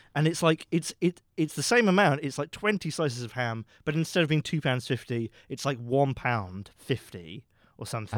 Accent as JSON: {"language": "English", "country": "United Kingdom", "said": "I am a British man"}